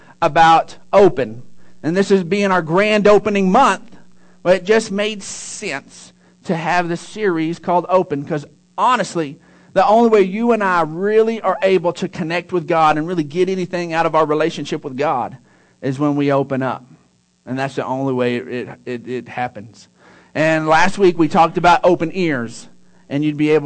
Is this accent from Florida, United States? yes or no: no; Odessa, Texas, United States; I grew up in Odessa, and in 6th grade there is the last year of elementary.